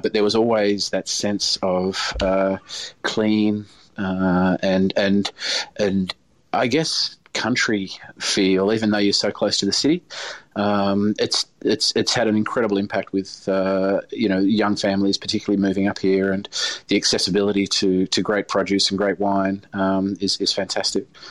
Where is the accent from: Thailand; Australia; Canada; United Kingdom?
Australia; Hobart, Tasmania; now in regional Victoria, Australia; growing up in Hobart